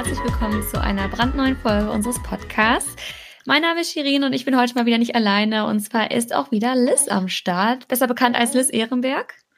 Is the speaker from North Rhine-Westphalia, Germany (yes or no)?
yes; Cologne, North Rhine-Westphalia, Germany; wir kommen ja beide aus Köln